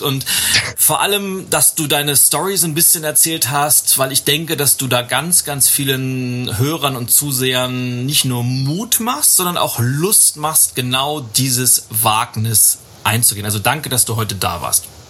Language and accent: German; Lübeck, Schleswig-Holstein, Germany; in meiner Heimatstadt Lübeck